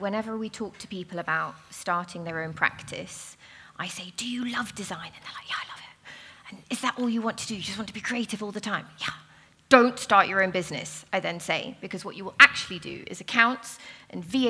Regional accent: South Africa; now in London, United Kingdom; I'm South African

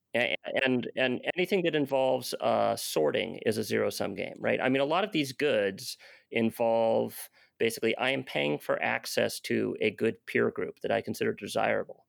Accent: United States; I'm an American

